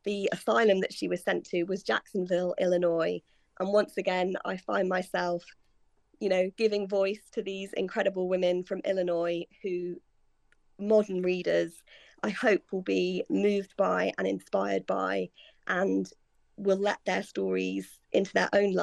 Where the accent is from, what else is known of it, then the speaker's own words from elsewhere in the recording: United Kingdom; now in London, United Kingdom; I'm based in London and I'm British